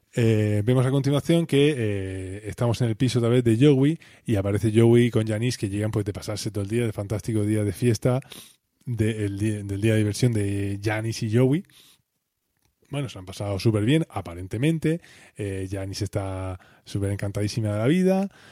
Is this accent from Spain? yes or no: yes; Spain; somos españoles, la cultura más mediterránea